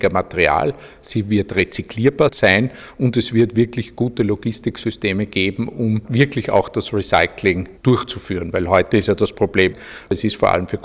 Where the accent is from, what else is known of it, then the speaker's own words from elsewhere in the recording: Austria; auf die wir ja eigentlich als Österreicher sehr stolz sein müssten